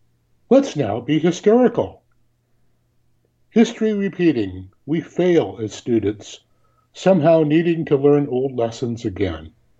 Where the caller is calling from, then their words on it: Tillamook, Oregon, United States; Tillamook, Oregon?